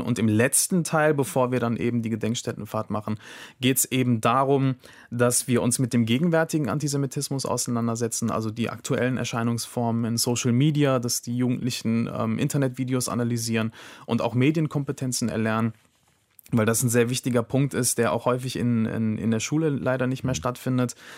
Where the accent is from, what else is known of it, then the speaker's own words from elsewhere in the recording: Germany; die hier geboren sind, die hier aufgewachsen sind, die einen deutschen Pass haben